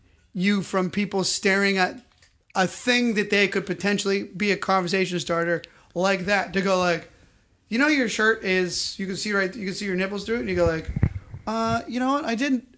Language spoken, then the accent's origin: English; New Hampshire, United States; also born or lived in Boston, Massachusetts; now in Los Angeles, United States; I was born in Boston. Grew up in New Hampshire.